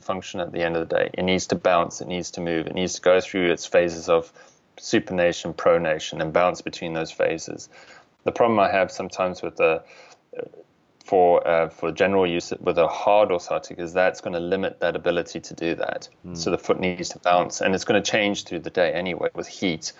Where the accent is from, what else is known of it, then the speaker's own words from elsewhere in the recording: South Africa; moved away; I'm originally from South Africa